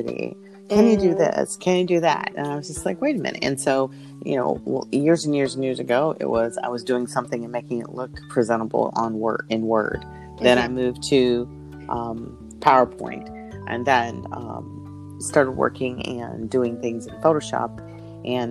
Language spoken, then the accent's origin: English; Peoria, Illinois, United States; moved away as an adult; also born or lived in North Carolina / Raleigh; now in Indianapolis, United States; I'm originally from Peoria, Illinois